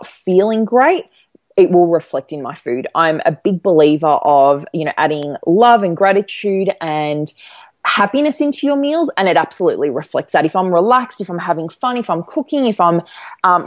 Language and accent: English; Melbourne, Victoria, Australia; I live in Melbourne and I grew up in Melbourne